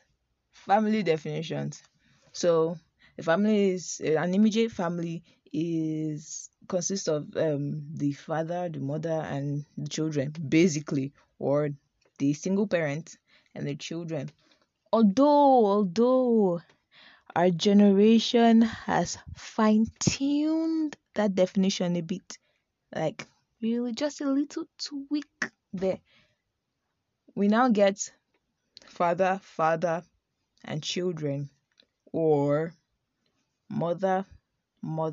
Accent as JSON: {"language": "English", "country": "Nigeria"}